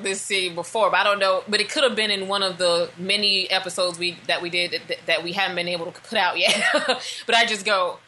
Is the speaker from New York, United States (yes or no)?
no; Arkansas, United States; I'm from the country. I'm from Arkansas